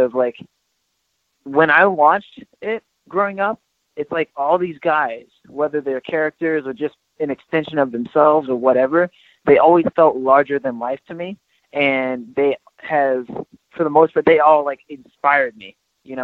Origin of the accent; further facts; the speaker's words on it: Georgia, United States; I grew up mostly in Georgia